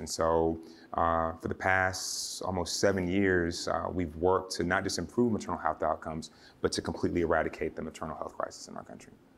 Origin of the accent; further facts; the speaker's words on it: Georgia, United States; my home state of Georgia